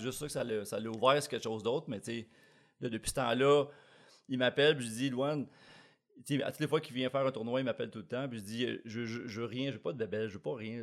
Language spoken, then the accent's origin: French; Blainville, Quebec, Canada; also born or lived in Manitoba; je suis pas vraiment d'ici, je viens de Blainville